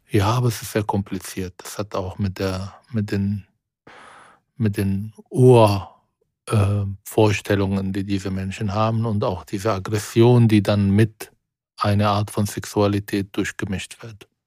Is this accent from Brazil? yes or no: no; Israel; German is a second language; moved away as an adult; now in Germany; in Israel zum Beispiel in meiner Heimat, in meinem Dorf